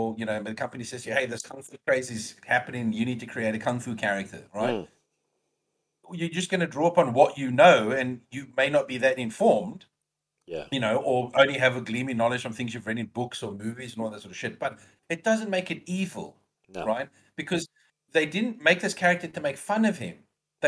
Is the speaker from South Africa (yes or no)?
yes; South Africa; Almost any movie that you can think of that as a South African basically portrayed as a racist piece of shit.